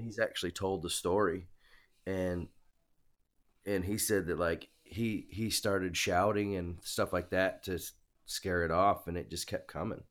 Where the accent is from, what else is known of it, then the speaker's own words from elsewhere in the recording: Michigan, United States; now in Australia; I grew up in Michigan